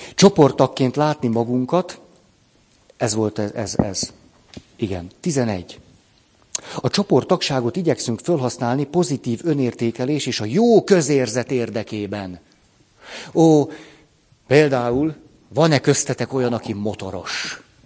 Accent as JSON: {"language": "Hungarian", "country": "Hungary", "tie": "born or raised there", "said": "hogy magyar vagyok. Istenem, ha nem itt nőttem volna föl"}